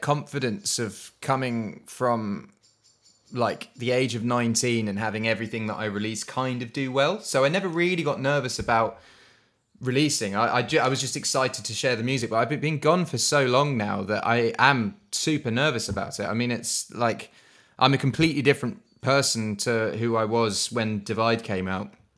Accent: Suffolk, East of England, United Kingdom; We are, we are from Suffolk

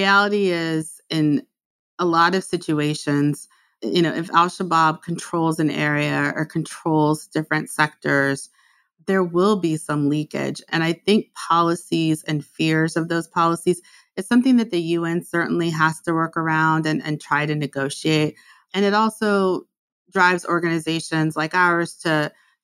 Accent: United States; I'm American

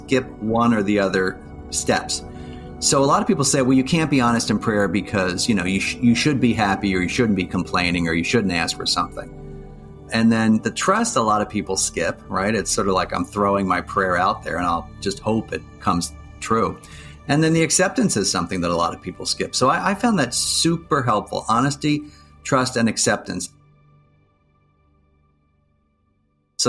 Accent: Plymouth Meeting, Pennsylvania, United States; I grew up outside of Philadelphia in a suburb called Plymouth Meeting

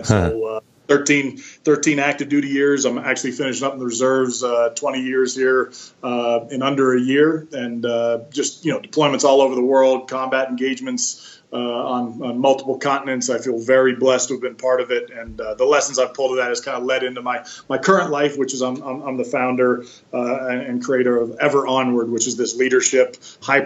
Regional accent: Bay Area, California, United States; I grew up in the Bay Area, California, south of San Francisco

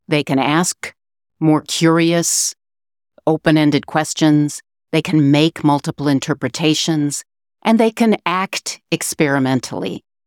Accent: Chicago, Illinois, United States; moved away as an adult; now in Matfield Green, United States; I grew up in the Chicago area. I moved to Matfield Green, Kansas in two thousand six

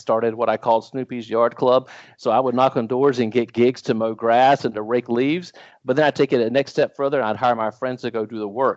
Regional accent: New Bern, North Carolina, United States; I grew up in a little town on the coast of North Carolina called New

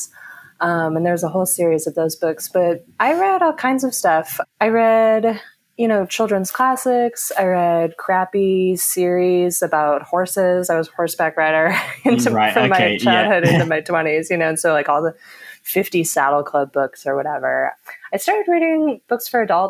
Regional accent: Orange County, Southern California, United States; I grew up in Southern California. I live in LA now, but I grew up a bit south of there in Orange County

